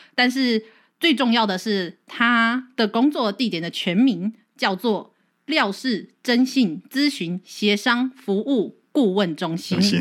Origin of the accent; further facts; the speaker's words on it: Kaohsiung, Taiwan; 我是一个高雄人